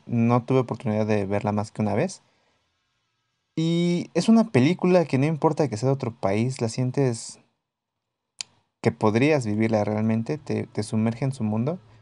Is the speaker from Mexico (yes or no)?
yes; Mexico; nosotros como mexicanos